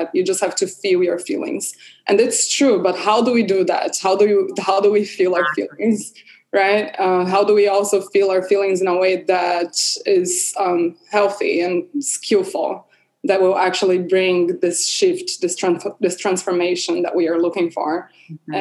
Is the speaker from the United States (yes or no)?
no; Brazil; moved away; I'm from Brazil